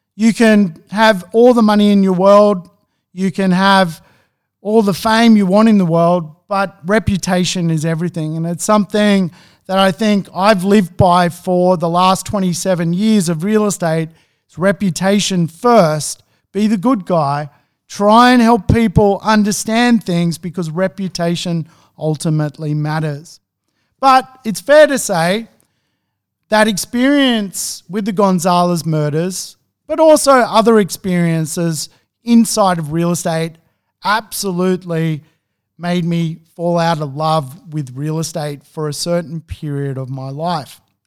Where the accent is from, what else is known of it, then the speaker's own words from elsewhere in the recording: Sydney, New South Wales, Australia; moved away as an adult; also born or lived in Gothenburg, Sweden; I grew up in Beverly Hills nine oh two one oh